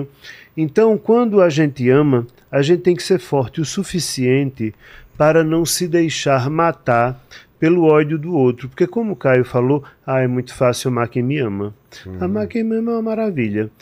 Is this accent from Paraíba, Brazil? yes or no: yes; João Pessoa, Paraíba, Brazil; moved away as an adult; now in São Paulo, Brazil; Eu sou de João Pessoa, na Paraíba